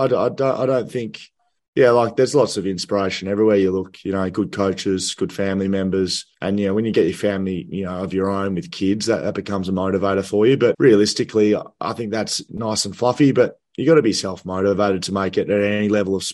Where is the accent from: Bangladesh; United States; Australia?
Australia; Grovedale, Victoria; I used to go down to the Video Easy in Grovedale, which is where I grew up in Victoria